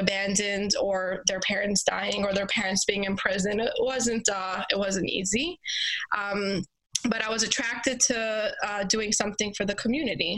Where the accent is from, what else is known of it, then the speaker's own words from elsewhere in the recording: New York City, New York, United States; I grew up in Crown Heights, Brooklyn, New York